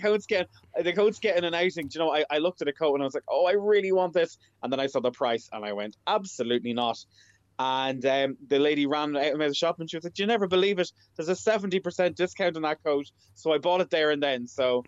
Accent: Navan, Leinster, Ireland; moved away; I'm originally from Navan

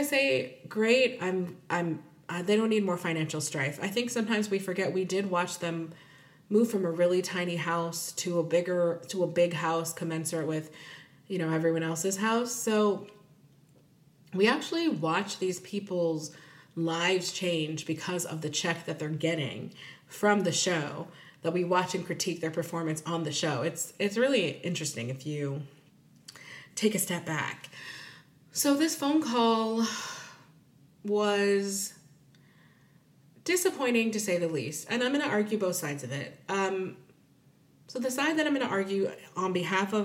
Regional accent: United States; I'm Nigerian, if anyone's confused, but I'm also, my mom's family is African American. So I'm African American, and I probably identify more with that because I was raised here

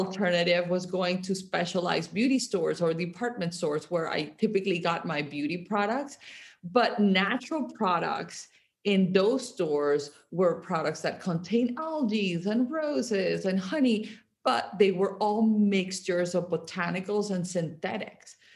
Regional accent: Barranquilla, Atlántico, Colombia; moved away; I grew up in Colombia. I grew up in Barranquilla, which uh, it's like a coastal town

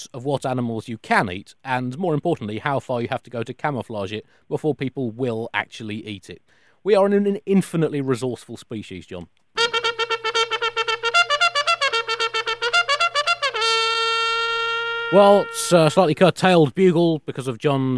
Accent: United Kingdom; as British consumers

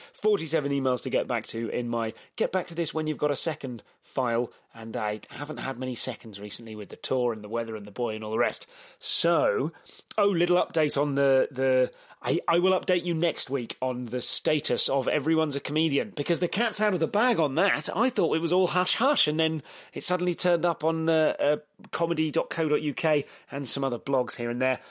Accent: England, United Kingdom; I'm so English

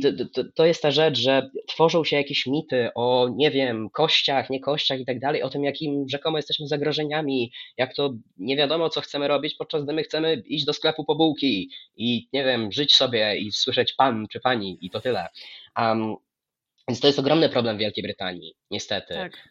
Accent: Lublin Voivodeship, Poland; byłem u siebie, na Lubelszczyźnie

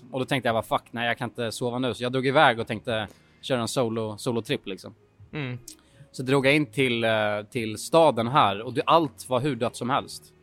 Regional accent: Sweden; ja, vi är bara svenskar.

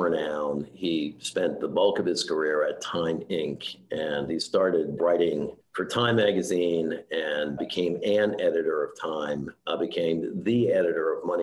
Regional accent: New York City, New York, United States; also born or lived in Scarsdale, New York; I grew up in Queens, and my dad had us move to Scarsdale in Westchester for the good school systems

